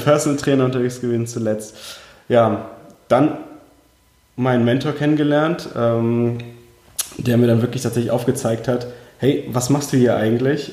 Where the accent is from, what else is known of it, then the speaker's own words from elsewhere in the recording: Heidelberg, Baden-Württemberg, Germany; German is a second language; also born or lived in Uzbekistan; aufgewachsen bin ich in schönen Heidelberg unten im Süden Deutschlands. Und ursprünglich geboren tatsächlich in Usbekistan